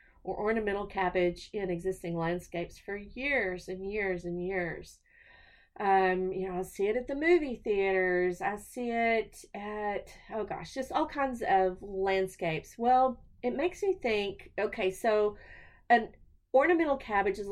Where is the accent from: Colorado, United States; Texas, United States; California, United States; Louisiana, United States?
Texas, United States; I'm a Texan